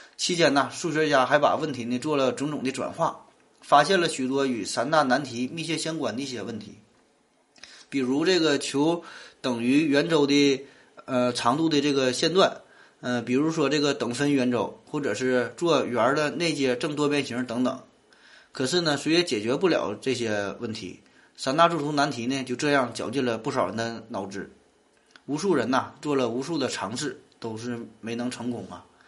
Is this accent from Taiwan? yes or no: no; Northeast China, China; 我是生在东北，长在东北的，土生土长的东北人